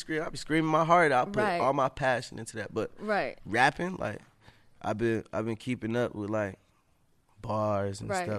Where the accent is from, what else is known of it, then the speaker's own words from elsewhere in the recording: Ohio, United States; now in Los Angeles, United States; I'm from Ohio.